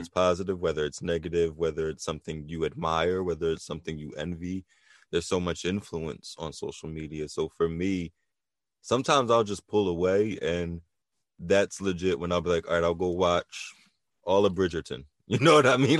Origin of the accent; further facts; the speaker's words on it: New Jersey, United States; also born or lived in Philadelphia, Pennsylvania; I spent a lot of time in Philly. So, you know, Jersey, Philly is definitely an area that, you know, I, I consider a hometown